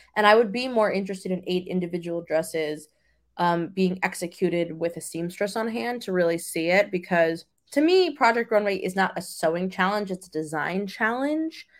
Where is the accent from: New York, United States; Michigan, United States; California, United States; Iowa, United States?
New York, United States; I'm from New York